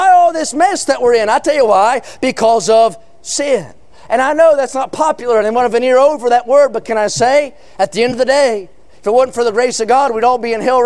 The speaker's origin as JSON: {"language": "English", "region": "California", "country": "United States", "said": "I'm a Californian, though I don't fit in well with the populace"}